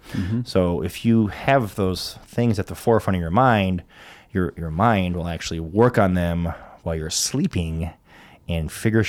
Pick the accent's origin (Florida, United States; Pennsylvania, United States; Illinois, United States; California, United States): Illinois, United States; Rockford; I'm from America. Yeah. And she's like, where? I'm like, well, Chicago.